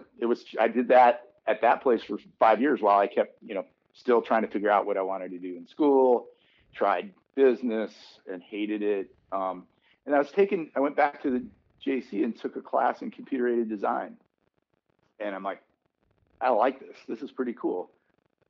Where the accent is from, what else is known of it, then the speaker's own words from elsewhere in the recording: San Francisco Bay Area, California, United States; I grew up here in the San Francisco Bay Area.